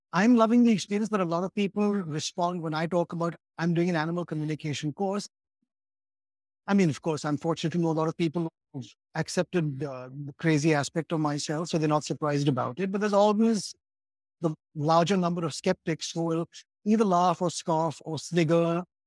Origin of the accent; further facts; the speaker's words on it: Mumbai, Maharashtra, India; somebody who is a very westernized Indian, that's, that's who I am. I grew up in Bombay